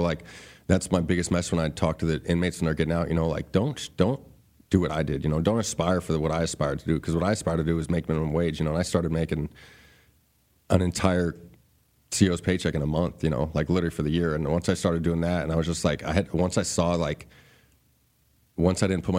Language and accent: English; Ahwatukee, Arizona, United States; I was from Ahwatukee. I wasn't from a gang member.